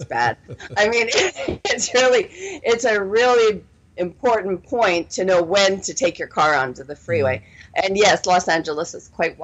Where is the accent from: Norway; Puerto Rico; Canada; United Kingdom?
Canada; Winnipeg, Manitoba; moved away as an adult; also born or lived in Toronto, Canada / Texas, United States; now in Southern California, United States; I'm originally from Canada, and I grew up in what we called Winnipeg because it was so frickin' cold. You know, it's actually Winnipeg, Manitoba